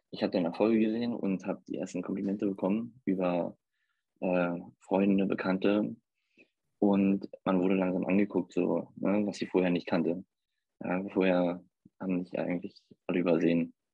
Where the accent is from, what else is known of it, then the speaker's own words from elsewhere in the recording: Hamburg, Germany; ich komme aus Hamburg und lebe hier mit meiner Familie